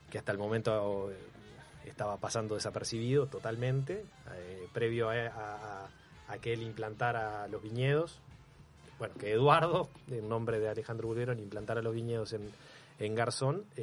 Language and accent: Spanish; Canelones, Uruguay; moved away as an adult; also born or lived in Montevideo; now in Maldonado, Uruguay; Salgo de Canelones, que es donde yo nací y donde, donde viví toda la vida. Bueno, nací en Montevideo en realidad, pero eh, viví en Canelones toda la vida.